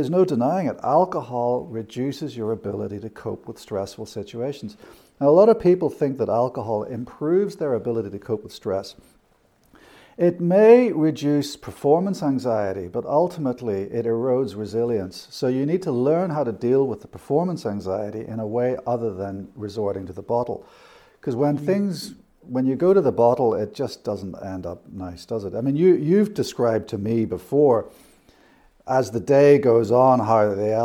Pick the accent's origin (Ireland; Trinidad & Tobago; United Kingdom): United Kingdom; also born or lived in Southeast Asia; now in Australia; So I was born in Southeast Asia. I grew up in the United Kingdom, and then I emigrated to Australia